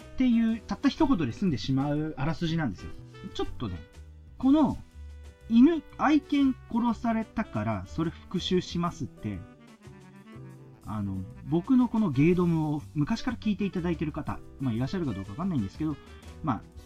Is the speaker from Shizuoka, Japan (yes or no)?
yes; Shizuoka, Japan; 僕はやっぱ静岡県出身